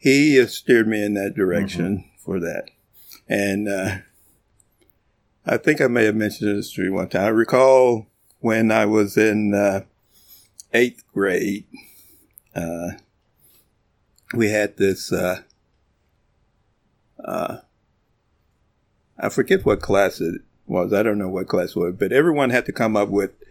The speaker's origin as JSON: {"language": "English", "town": "Colorado City", "region": "Texas", "country": "United States", "tie": "born or raised there", "said": "I was born in Texas in a little town out west called Colorado City, Texas"}